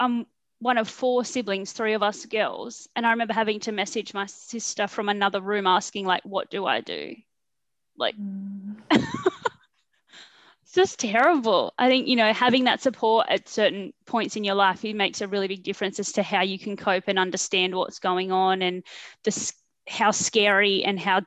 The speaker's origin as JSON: {"language": "English", "region": "northern New South Wales", "country": "Australia", "tie": "born or raised there", "also_born_or_lived": "Sydney", "said": "I was born in Sydney. We moved up to northern New South Wales, just a little town, and sort of just started school there."}